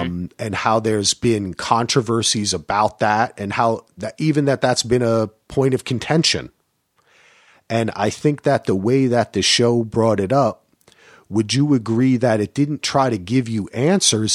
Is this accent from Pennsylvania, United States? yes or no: no; New Jersey, United States; I grew up in Jersey